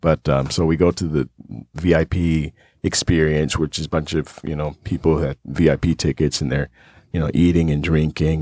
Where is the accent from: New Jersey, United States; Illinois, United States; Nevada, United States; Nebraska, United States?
Nevada, United States; Las Vegas; growing up in Vegas, you meet a lot of celebrities